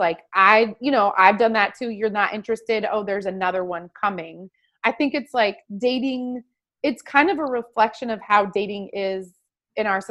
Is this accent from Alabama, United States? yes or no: no; Tillamook, Oregon, United States; I'm from Tillamook. I'm from a town of 4,000 people